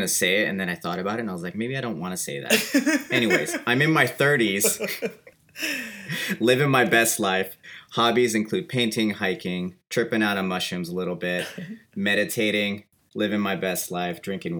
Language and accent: English; San Francisco Bay Area, California, United States; So I'm from San Francisco Bay Area. Born and raised, love it there.